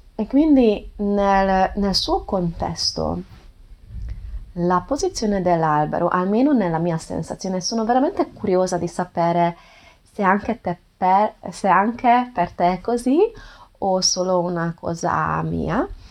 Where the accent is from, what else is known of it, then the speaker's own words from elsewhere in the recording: Hungary; Italian is a second language; non sono madrelingua, sono ungherese